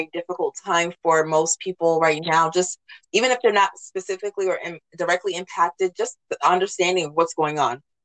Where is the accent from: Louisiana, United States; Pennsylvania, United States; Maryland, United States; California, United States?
Maryland, United States; Washington, D.C. area; I was born in Washington, D.C., raised in this area. So this is truly home for me.